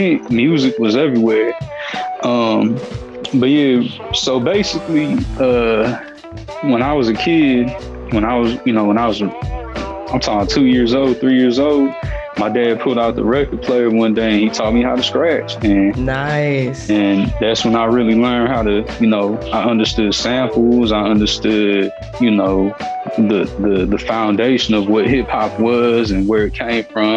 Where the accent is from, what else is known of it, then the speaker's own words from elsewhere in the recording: Milwaukee, Wisconsin, United States; now in Houston, United States; I am from Milwaukee, Wisconsin, but I live in Houston.